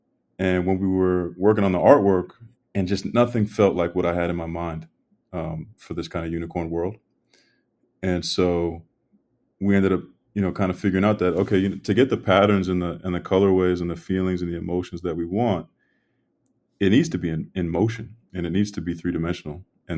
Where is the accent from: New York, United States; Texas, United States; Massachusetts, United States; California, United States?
Massachusetts, United States; Brockton; I'm from Brockton, Massachusetts